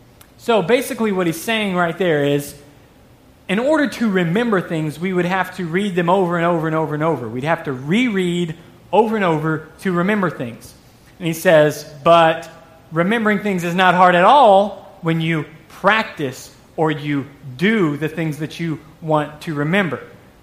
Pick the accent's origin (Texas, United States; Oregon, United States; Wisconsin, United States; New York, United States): Texas, United States; accent: southern drawl; Okay, I moved up here from Texas 3 years ago. In case a little southern draw sneaks out on some words, you'll have to forgive me for that.